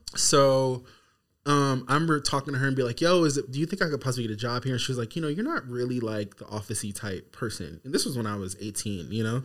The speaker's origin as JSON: {"language": "English", "town": "Seattle", "region": "Washington", "country": "United States", "moved": "yes", "lives_now": "Los Angeles, United States", "said": "I'm from Seattle."}